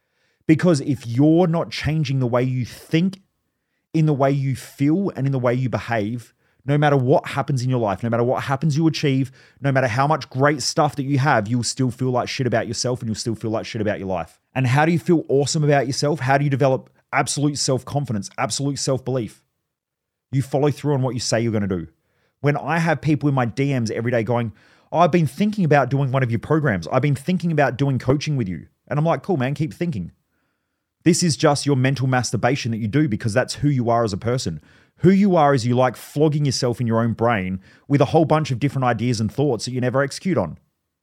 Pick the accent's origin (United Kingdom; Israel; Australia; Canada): Australia; I grew up around in Australia, if you're listening overseas, we obviously don't have a lot of guns here